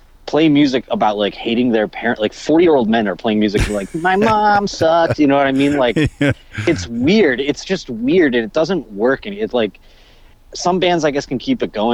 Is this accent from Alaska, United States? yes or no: no; Buffalo, New York, United States; my hometown